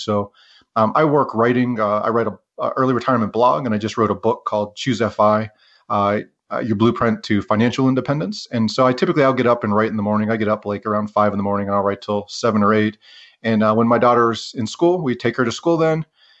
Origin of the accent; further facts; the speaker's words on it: Pennsylvania, United States; now in Ogden, United States; And I grew up in Western Pennsylvania and somehow stumbled into this outdoors community.